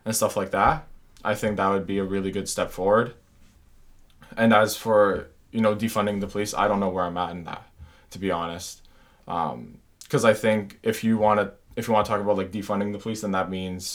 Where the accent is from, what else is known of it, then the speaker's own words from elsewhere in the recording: Canada; I'm so grateful to be a Canadian